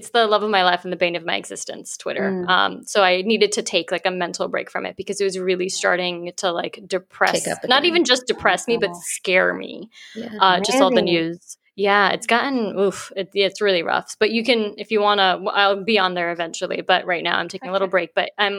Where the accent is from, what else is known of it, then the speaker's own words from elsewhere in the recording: United States; where Mehek and I are based in New York. We grew up in New Jersey, New York.